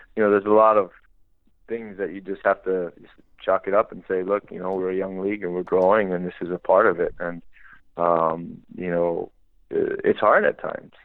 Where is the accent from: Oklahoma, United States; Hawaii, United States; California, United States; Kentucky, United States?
Hawaii, United States; moved away as an adult; growing up in Hawaii